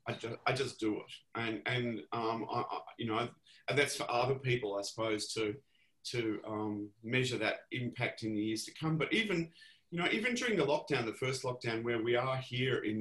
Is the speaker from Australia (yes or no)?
yes; Melbourne, Victoria, Australia; I grew up in Ripon Lee, not far from the ABC television station